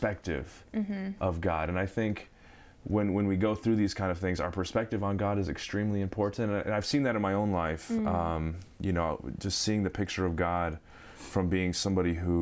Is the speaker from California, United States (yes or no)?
yes; Southern California, United States; from Southern California